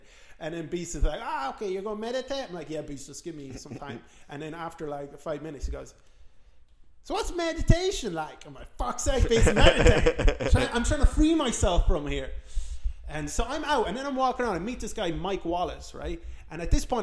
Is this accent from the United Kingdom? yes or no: no; Ireland; I'm from Ireland.